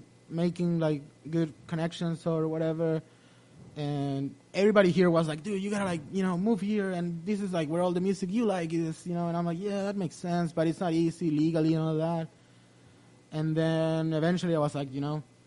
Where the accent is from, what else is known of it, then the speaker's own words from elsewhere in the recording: Chile; moved away as an adult; now in United States; me as a Chilean growing up in Chile